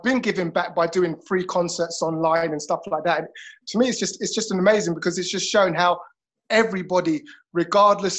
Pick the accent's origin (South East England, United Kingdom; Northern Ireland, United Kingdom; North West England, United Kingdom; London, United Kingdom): London, United Kingdom; moved away as an adult; now in Liverpool, United Kingdom; I'm a Londoner